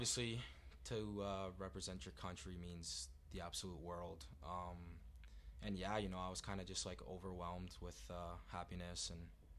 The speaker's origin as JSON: {"language": "English", "town": "Toronto", "region": "Ontario", "country": "Canada", "said": "from Toronto, Ontario."}